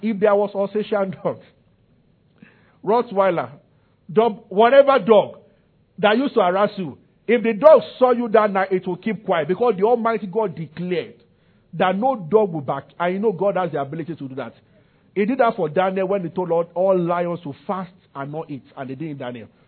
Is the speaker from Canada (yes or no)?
no; Nigeria; I'm from Nigeria.